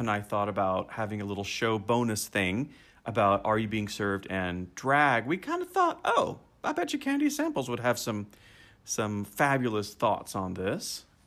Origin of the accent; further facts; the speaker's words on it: Memphis, Tennessee, United States; also born or lived in Arkansas; my hometown of Memphis, Tennessee